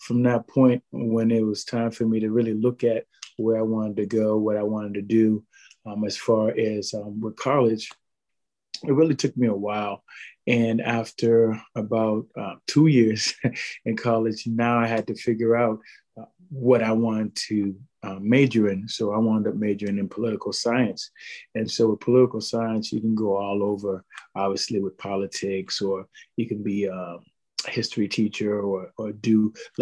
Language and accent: English; Boston, Massachusetts, United States; I'm born and raised in Boston, Massachusetts, to be more specific, Dorchester, Mattapan, and Hyde Park